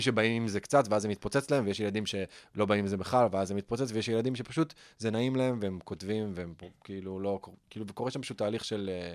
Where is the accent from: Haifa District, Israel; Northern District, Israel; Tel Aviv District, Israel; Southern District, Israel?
Tel Aviv District, Israel; Herzliya; גדלתי בהרצליה